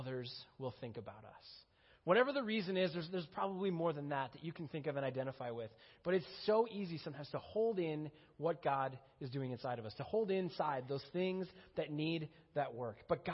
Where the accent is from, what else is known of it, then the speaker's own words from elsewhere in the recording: Minnesota, United States; moved away as an adult; I grew up in Minnesota